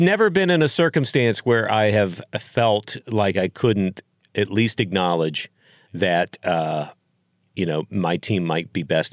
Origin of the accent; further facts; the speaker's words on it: Texas, United States; moved away; I grew up in Texas